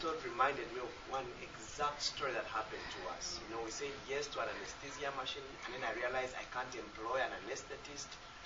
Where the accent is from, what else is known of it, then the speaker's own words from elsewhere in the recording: Uganda; I'm from Uganda